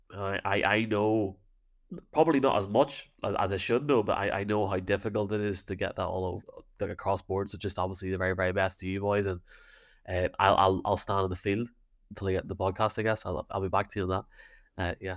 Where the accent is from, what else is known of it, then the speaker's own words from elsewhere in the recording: Dungannon, Northern Ireland, United Kingdom; I'm from Dungannon